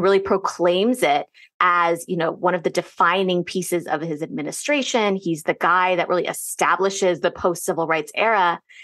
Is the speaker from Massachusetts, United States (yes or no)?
no; Northern Virginia, United States; growing up in Northern Virginia